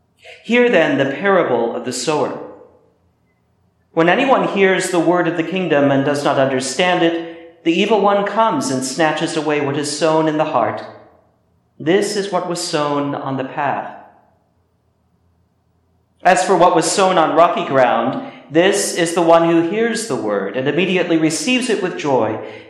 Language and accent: English; Midwest, United States; moved away; my cousin Jacob, who still works the land in the Midwest where I grew up